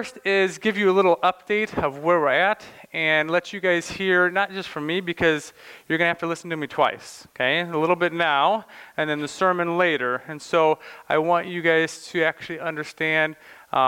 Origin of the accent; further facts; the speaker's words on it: Morton, United States; moved away as an adult; now in Slovakia; I grew up in Morton, just right next door, and went to Morton High School